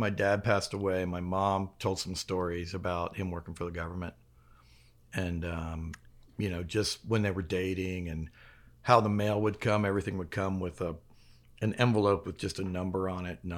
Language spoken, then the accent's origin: English; Mérida, Yucatán, Mexico; born there; I was born in Mexico, um, in the city of Mérida, um, inside the American consulate, because my dad wanted me to be on American soil